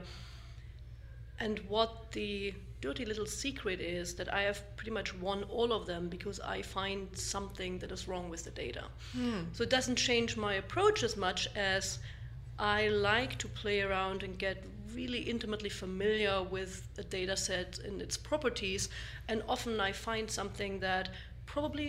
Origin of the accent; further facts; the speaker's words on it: East Germany, Germany; moved away as an adult; also born or lived in Darmstadt, Germany / Boulder, Colorado; I grew up originally in East Germany